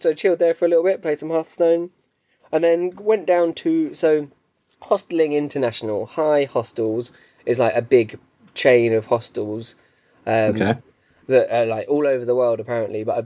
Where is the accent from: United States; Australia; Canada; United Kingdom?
United Kingdom; England